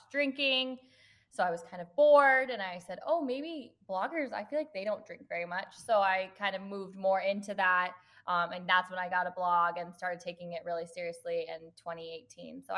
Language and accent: English; Arvada, Colorado, United States; moved away as an adult; also born or lived in California / Philadelphia / Kalamazoo, Michigan; now in Minneapolis, United States; So I was technically born in California, but I only lived there for 9 months. And then I grew up in Arvada, Colorado